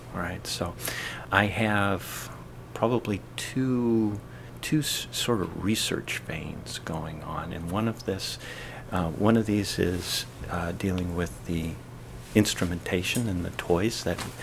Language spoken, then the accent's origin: English; Eastern Washington State, United States; moved away as an adult; now in Massachusetts, United States; I'm from Eastern Washington State.